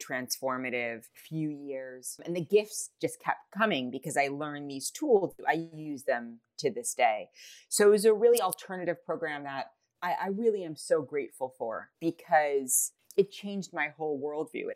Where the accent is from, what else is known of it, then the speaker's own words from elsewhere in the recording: New York City, New York, United States; I grew up in New York City